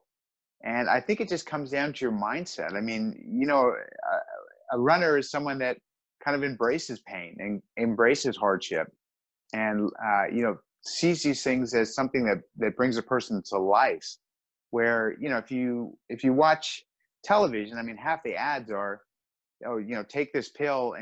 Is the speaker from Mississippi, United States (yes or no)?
no; Southern California, United States; I grew up in Southern California, so I surfed my whole life